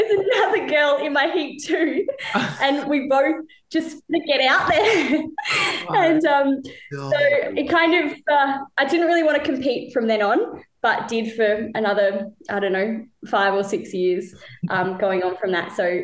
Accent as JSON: {"language": "English", "town": "Penguin", "region": "Tasmania", "country": "Australia", "tie": "born or raised there", "also_born_or_lived": "Western Australia", "moved": "as an adult", "lives_now": "Phillip Island, Australia", "said": "I'm from a little town called Penguin. And it's on the northwest coast of Tassie."}